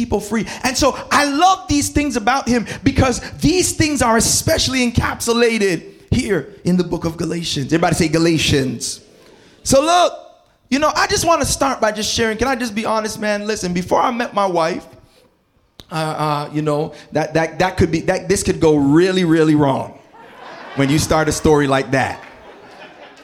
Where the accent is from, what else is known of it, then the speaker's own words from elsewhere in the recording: Toronto, Ontario, Canada; moved away as an adult; also born or lived in New Jersey / Berrien Springs; growing up in Scarborough and Malvern